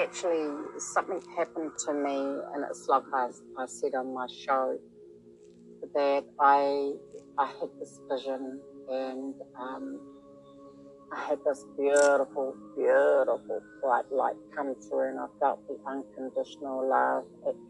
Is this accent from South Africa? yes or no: no; New Zealand; I am from New Zealand. I'm broadcasting from New Zealand.